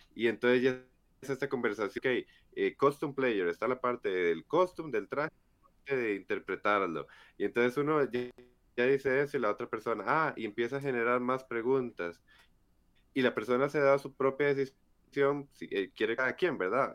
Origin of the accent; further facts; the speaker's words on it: Estadio Nacional, San José, Costa Rica; yo ya crecí viendo que pasaba por el Estadio Nacional y a las 4 veía cosplayers y a las 8 jugaba Cartaginés Herediano